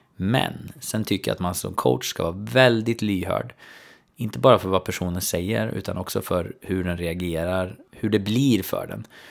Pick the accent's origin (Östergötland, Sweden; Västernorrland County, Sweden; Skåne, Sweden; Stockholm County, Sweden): Östergötland, Sweden; Söderköping; min hemstad, alltså Söderköping